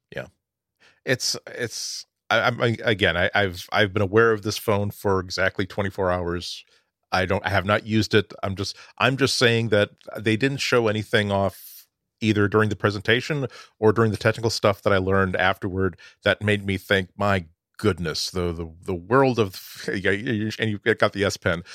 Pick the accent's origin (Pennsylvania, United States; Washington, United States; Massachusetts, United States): Massachusetts, United States; Boston; as a Bostonian